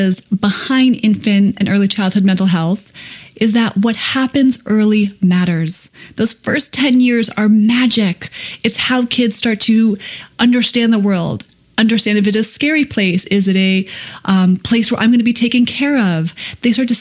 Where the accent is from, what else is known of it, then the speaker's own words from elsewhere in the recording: Connecticut, United States; When I was 9, I was president of the Little Babysitters Club in my hometown in Connecticut